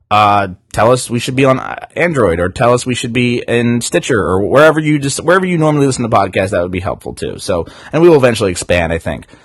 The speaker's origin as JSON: {"language": "English", "region": "New Jersey", "country": "United States", "said": "and I'm from Jersey, so it's water."}